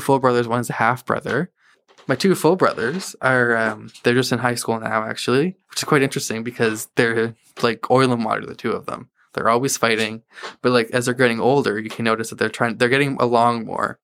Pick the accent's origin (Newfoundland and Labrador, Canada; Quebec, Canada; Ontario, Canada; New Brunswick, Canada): New Brunswick, Canada; Hampton; moved away as an adult; now in Moncton, Canada; I grew up in a town called Hampton. It's about twenty minutes outside Saint John